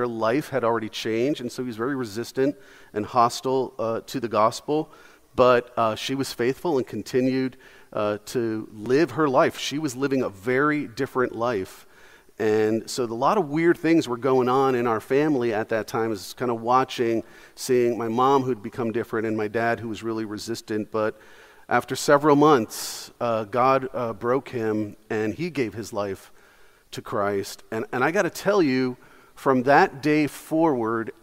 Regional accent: New York City, New York, United States; I was born in Brooklyn, New York

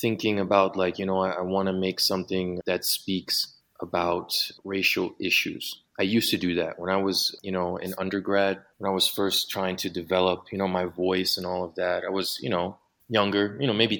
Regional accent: Philadelphia, Pennsylvania, United States; moved away as an adult; also born or lived in Honolulu, Hawaii / London; now in Mexico City, Mexico; my family's from Philadelphia. We moved back. I grew up there.

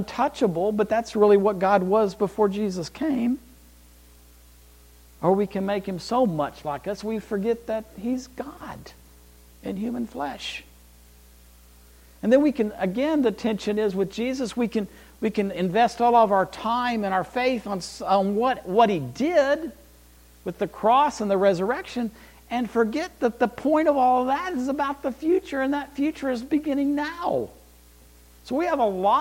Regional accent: Bakersfield, California, United States; I was born in Bakersfield, California

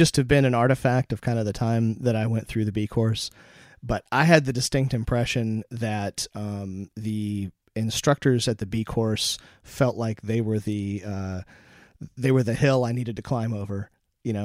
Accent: Pacific Northwest, United States; I grew up in the Pacific Northwest of the States, and at McChord Air Force Base, there was the 318th Fighter Interceptor Squadron that flew F-15As.

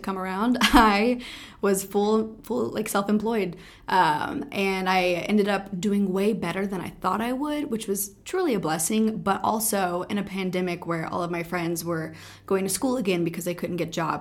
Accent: Northwest Arkansas, United States; also born or lived in Jonesboro, Arkansas; I'm from Jonesboro, Arkansas. I don't claim Jonesboro, Arkansas. I claim Northwest Arkansas. Went to school, high school there.

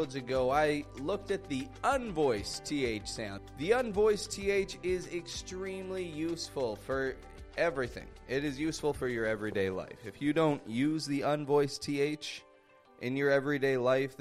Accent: Toronto, Ontario, Canada; now in Mexico; I'm from Toronto, Canada

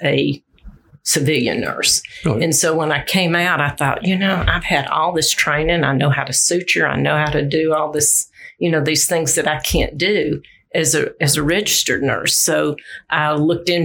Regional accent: Alexander City, Alabama, United States; now in Mobile, United States; I was born in Alexander City, Alabama, which is kind of mid-state, if you're familiar with it.

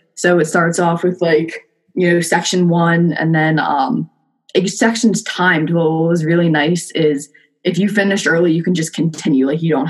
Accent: Philadelphia, Pennsylvania, United States; I'm originally from the Philadelphia area, which is nice.

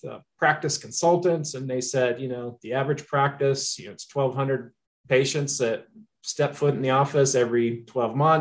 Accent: Missouri, United States; moved away as an adult; now in Colorado, United States; Originally, I'm from Missouri. So that's the show me state

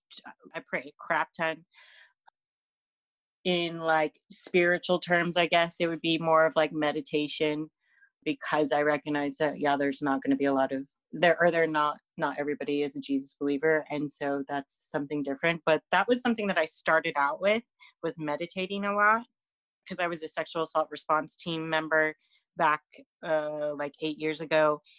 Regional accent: California, United States; moved away as an adult; now in Fresno, United States; I live in this town where everything is so far right and so conservative, and I come from the Bay Area. When I moved here to Fresno in 2017

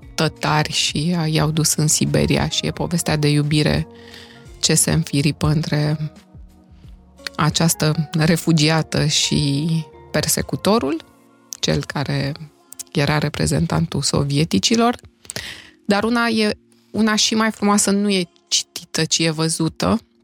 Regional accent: Romania; also born or lived in Timișoara; now in Bucharest, Romania; partea noastră din România

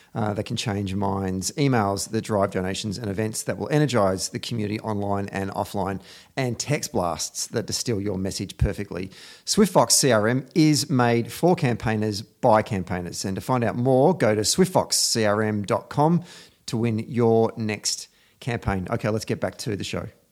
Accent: Australia; certainly as an Australian

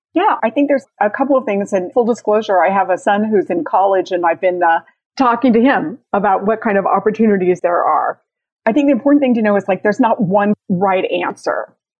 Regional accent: Utah, United States; moved away; I'm originally from Utah

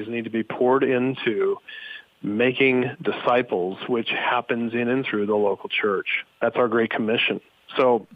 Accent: United States; as American evangelicals

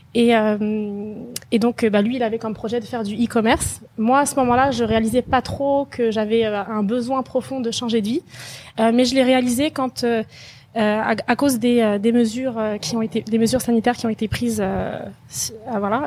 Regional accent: France; moved away as an adult; also born or lived in Quebec, Canada; now in Canada; née en France et j'ai décidé de quitter la France quand j'avais 24 ans

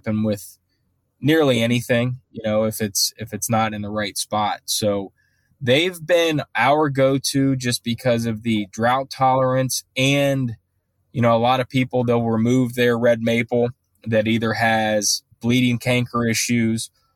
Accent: Ohio, United States; now in Charlotte, United States; I'm from Ohio

